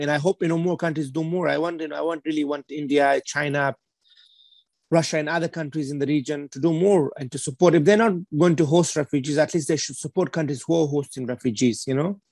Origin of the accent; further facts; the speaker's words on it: Afghanistan; now in United Kingdom; I was from Afghanistan